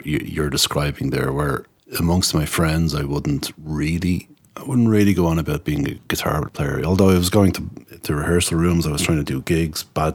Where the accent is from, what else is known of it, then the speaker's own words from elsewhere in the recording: Tallaght, Leinster, Ireland; When I grew up around Tala